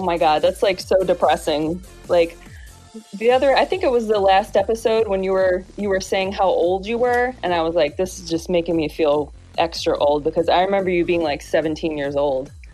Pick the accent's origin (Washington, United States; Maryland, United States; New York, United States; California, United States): New York, United States; Grand Island; moved away; I am from Grand Island, New York